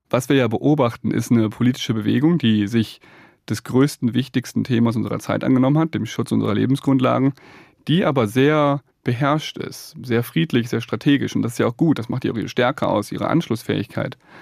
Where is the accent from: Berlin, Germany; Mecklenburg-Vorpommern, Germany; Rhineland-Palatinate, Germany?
Rhineland-Palatinate, Germany; Ich komme aus der Nähe des Ahrtals, habe da als Kind gespielt